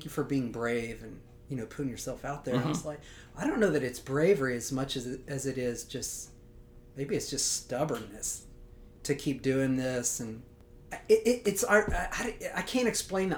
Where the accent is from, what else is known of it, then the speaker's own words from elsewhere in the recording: Louisiana, United States; I grew up in Louisiana. I went to LSU